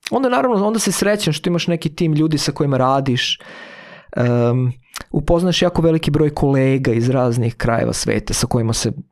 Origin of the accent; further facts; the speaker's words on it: Vršac, Vojvodina, Serbia; moved away; za nas koji smo iz, rodom iz Vršca